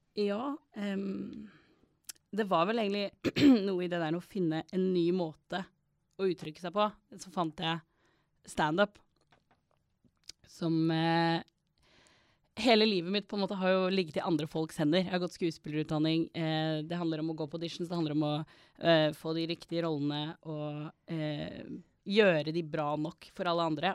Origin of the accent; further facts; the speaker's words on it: Stavanger, Rogaland, Norway; jeg vokste opp i Stavanger